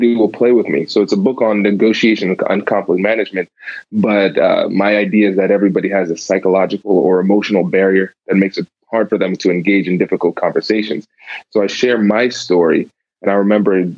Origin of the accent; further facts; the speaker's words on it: Tiffin, Ohio, United States; also born or lived in New Jersey / Caribbean (ancestry); now in Columbus, United States; I grew up in a small town called Tiffin, Ohio. Born in New Jersey, spent, I think, 3 good years there, and then moved.